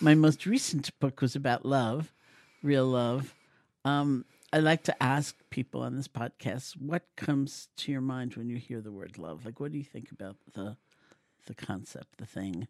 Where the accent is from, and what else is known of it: New York City, New York, United States; born or raised there